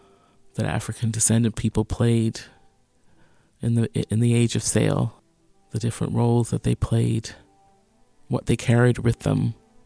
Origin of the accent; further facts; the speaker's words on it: Newfoundland and Labrador, Canada; I grew up in Newfoundland and Labrador. I was a school child. I was always the only Black child in my class.